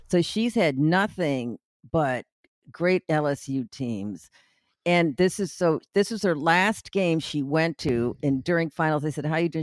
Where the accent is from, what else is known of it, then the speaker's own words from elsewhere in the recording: Chicago, Illinois, United States; also born or lived in Louisiana; now in New Orleans, United States; I grew up in Chicago